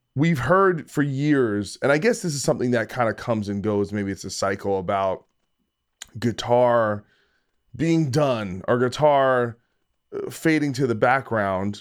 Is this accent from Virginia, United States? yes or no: no; New Jersey, United States; I'm from New Jersey